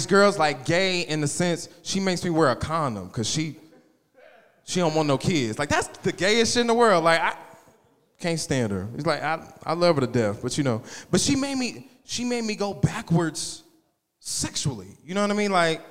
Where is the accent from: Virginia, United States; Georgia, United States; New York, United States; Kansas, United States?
Kansas, United States; Wichita; I'm from Wichita.